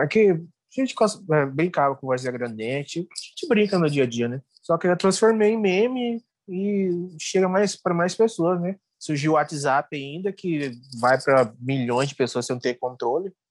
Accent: Cuiabá, Mato Grosso, Brazil; accent: Cuiabano; eu nasci aqui em Cuiabá, né?

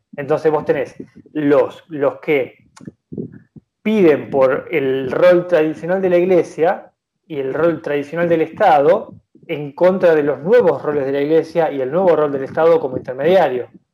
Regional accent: Argentina; nosotros como argentinos

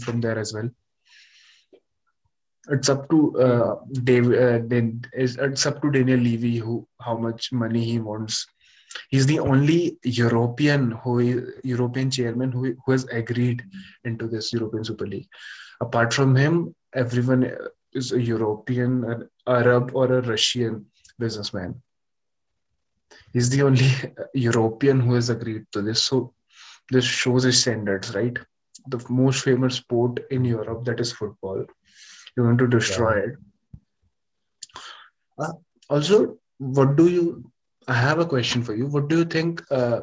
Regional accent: India; as an Indian, as an Indian

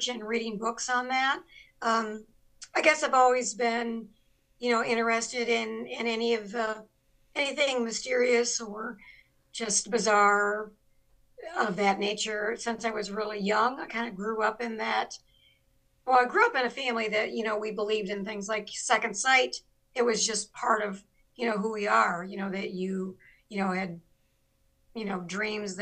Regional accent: Laredo, Texas, United States; moved away; It's actually, it's a barrio in Laredo, Texas, or used to be. It's called a neighborhood now. It's not called a barrio, but I'm from Ghost Town

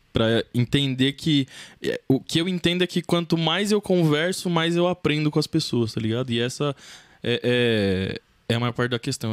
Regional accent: Santo André, São Paulo, Brazil; Eu nasci em Santo André

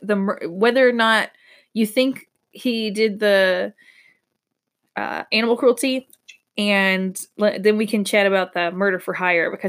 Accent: Georgia, United States; I'm from Georgia.

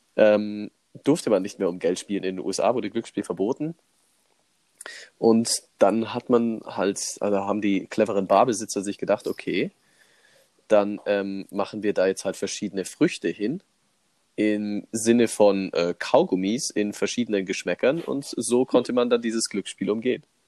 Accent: Germany; bei uns in Deutschland

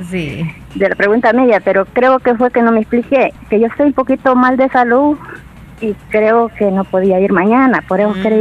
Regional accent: El Salvador; yo soy del cantón, soy de aquí de Jucal.

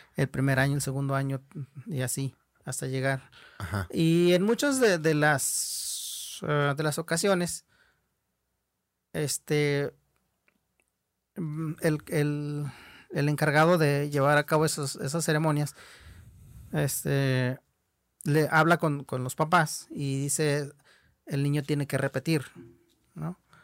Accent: Mexico; first language Huichol; Spanish is a second language; de ser huichol, de hablar nuestra lengua, de vestir nuestra ropa, de llevar nuestro arte

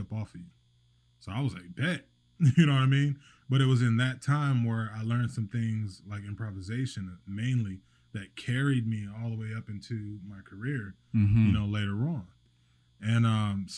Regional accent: Fayetteville, North Carolina, United States; moved away as an adult; now in Wilmington, United States; I'm originally from Fayetteville, North Carolina

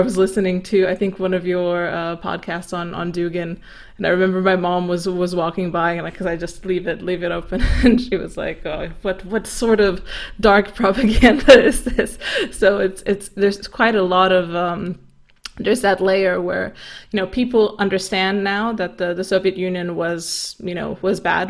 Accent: Romania; I'm Romanian. Uh, I've I've been born under communism

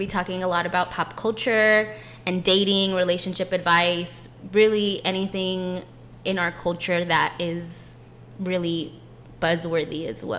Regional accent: San Antonio, Texas, United States; we're from San Antonio

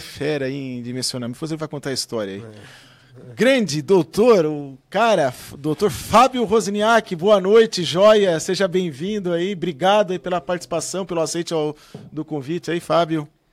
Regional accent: Criciúma, Santa Catarina, Brazil; eu sou de Criciúma

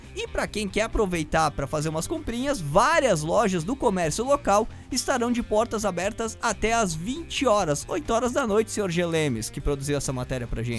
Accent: Brazil; sou brasileiro

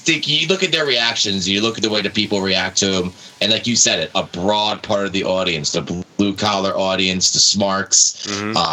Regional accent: New Jersey, United States; I am from New Jersey. I am not from Long Island.

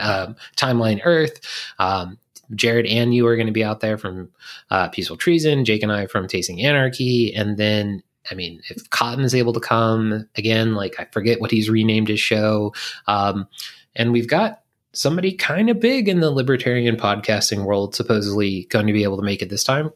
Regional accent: Virginia, United States; I'm from Virginia

